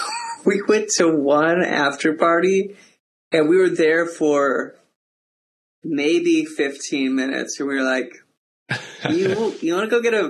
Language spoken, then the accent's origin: English; Alaska, United States; growing up in Alaska, for us, like I grew up in Kinnick